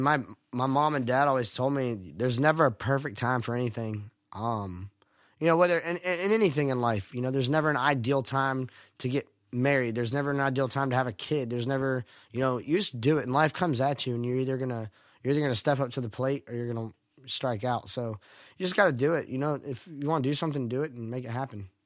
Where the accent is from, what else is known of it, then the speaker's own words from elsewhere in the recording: Stuart, Florida, United States; moved away as an adult; now in Nashville, United States; I grew up in Stuart, Florida